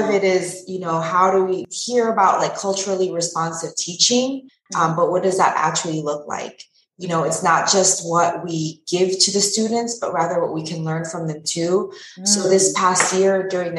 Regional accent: Pasadena, California, United States; also born or lived in London / Pomona; my own education, growing up in Pasadena

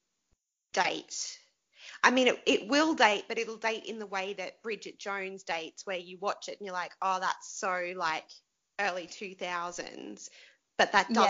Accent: Queensland, Australia; growing up in Queensland

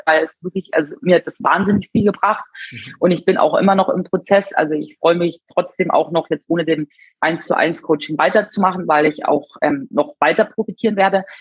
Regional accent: Munich, Bavaria, Germany; Ich bin 34 Jahre und ich komme aus München

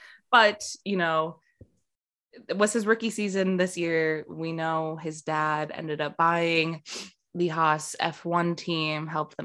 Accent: United States; We're painfully American.

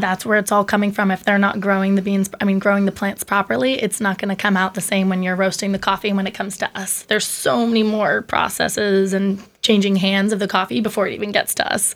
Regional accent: Westhampton Beach, New York, United States; moved away as an adult; now in North Fork, United States; I'm originally from West Hampton Beach

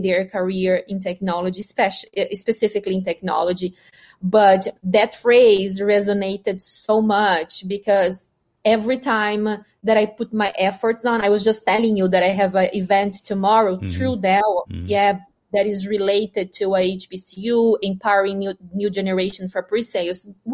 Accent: Brazil; first language Portuguese; English is a second language; moved away as an adult; also born or lived in Mississippi, United States; now in Massachusetts, United States; I'm a girl from Brazil, from the countryside

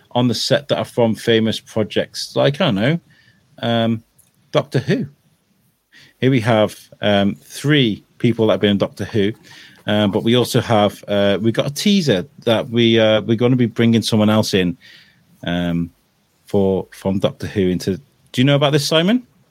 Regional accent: Wrexham, Wales, United Kingdom; I grew up in Wrexham

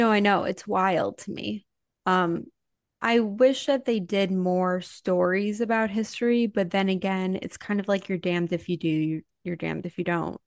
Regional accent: Highland Park, Illinois, United States; I grew up in Chicago during the Bulls era

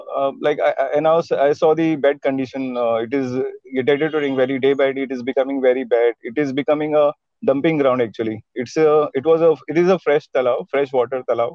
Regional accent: Mumbai, Maharashtra, India; I've been born and brought up in Mumbai, India

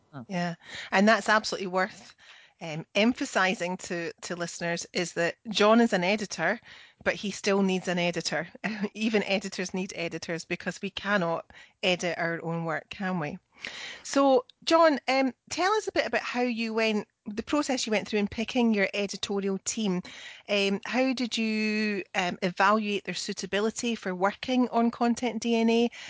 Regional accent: Scotland, United Kingdom; I'm the Scottish one.

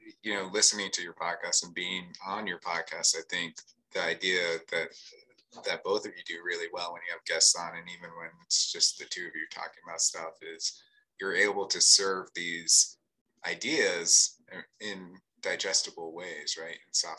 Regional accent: Hanscom Air Force Base, Massachusetts, United States; Fort Devens used to be a place where we went as kids all the time, because we grew up on Hanscom Air Force Base, because my dad was in the Air Force.

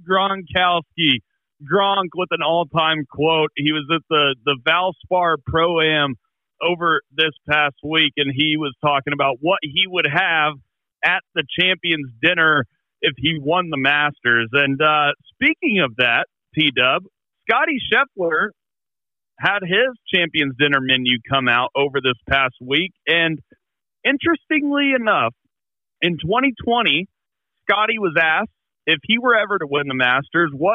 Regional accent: Oklahoma, United States; we're from Oklahoma

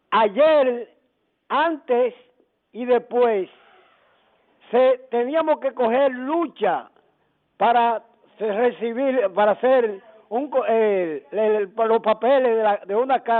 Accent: Dominican Republic; como dominicano estoy hablando

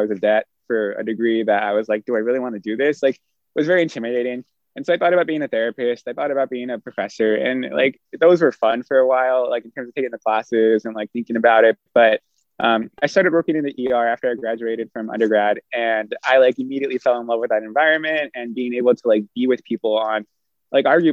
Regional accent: Southern California, United States; I am really grateful I grew up in SoCal

